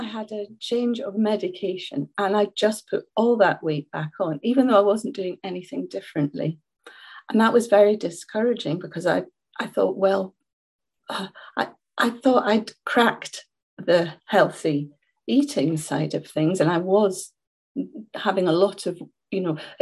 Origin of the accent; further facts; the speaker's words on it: Scotland, United Kingdom; I'm Scottish, as you can hear